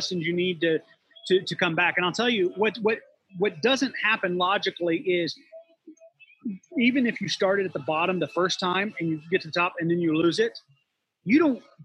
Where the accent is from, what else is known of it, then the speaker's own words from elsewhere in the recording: West Virginia, United States; now in Florida, United States; I grew up in West Virginia